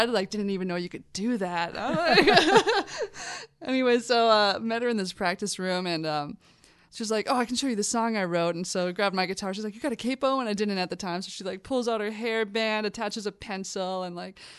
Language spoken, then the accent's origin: English; St. Paul, Minnesota, United States; Yeah, I'm from St. Paul, Minnesota.